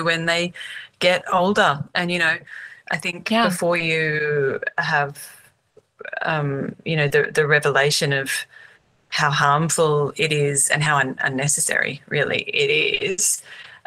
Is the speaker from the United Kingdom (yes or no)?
no; Australia; I'm Australian